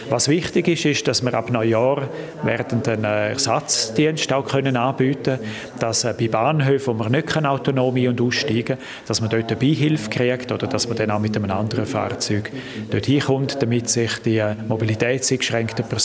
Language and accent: German; Graubünden, Switzerland; in dieser Konstellation bin ich Bündner